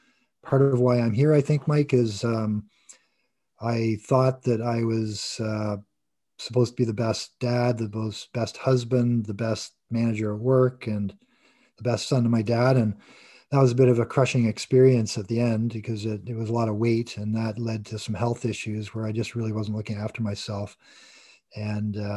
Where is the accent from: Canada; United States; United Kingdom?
Canada; Toronto, Ontario; I was born in Toronto and grew up with three siblings